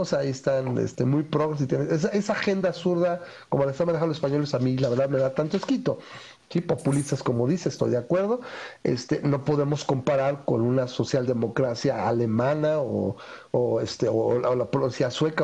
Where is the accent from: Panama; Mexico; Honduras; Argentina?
Mexico; tenemos a nivel población como mexicanos